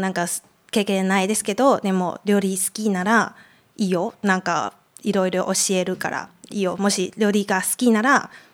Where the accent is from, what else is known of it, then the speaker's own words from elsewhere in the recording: Taipei, Taiwan; moved away; 台湾から来ました